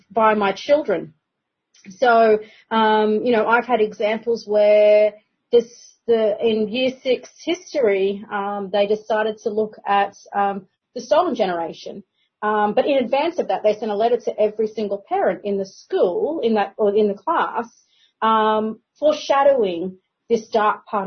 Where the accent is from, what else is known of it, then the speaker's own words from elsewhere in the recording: Yagara country, Queensland, Australia; born and raised on Yagara country